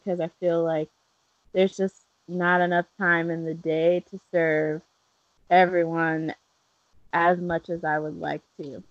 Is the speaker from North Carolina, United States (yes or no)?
yes; Charlotte, North Carolina, United States; I grew up in Charlotte, so I did not grow up in a place that had farms